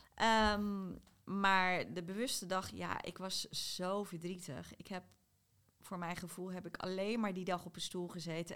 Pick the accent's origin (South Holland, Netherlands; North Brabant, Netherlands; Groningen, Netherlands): South Holland, Netherlands; ik kom uit Zuid-Holland, maar ik heb bij half Zuid-Holland geslapen